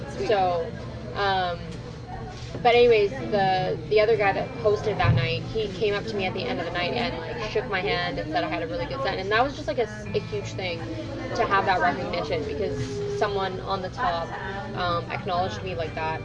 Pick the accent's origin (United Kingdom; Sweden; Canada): Canada; Toronto, Ontario; I'm a comedian uh, in Toronto right now. Uh, I'm from Toronto as well